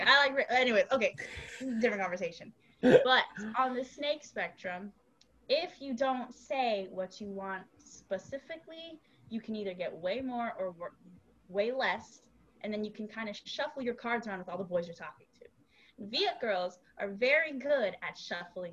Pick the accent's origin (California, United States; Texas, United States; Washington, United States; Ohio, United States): Texas, United States; I also say y'all a lot because I'm from Texas.